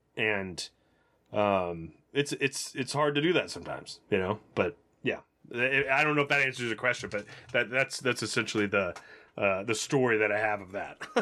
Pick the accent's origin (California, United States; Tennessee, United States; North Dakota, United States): Tennessee, United States; I was just from Tennessee